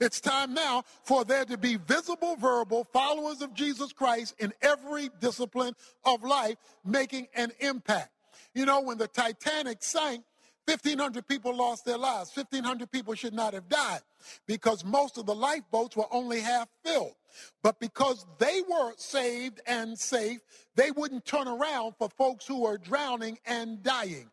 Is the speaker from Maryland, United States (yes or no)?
yes; Baltimore, Maryland, United States; I was raised in Baltimore, Maryland